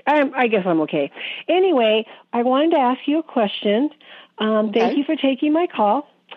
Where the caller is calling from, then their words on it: Billings, Montana, United States; Billings, Montana.